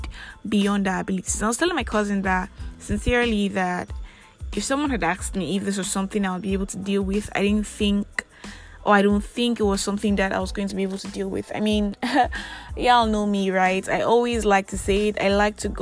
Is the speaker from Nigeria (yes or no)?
yes; Nigeria; I am that Nigerian Christian talkaholic